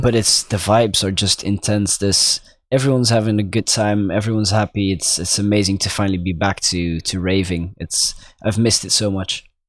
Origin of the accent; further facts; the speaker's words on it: Belgium; I'm obviously from Belgium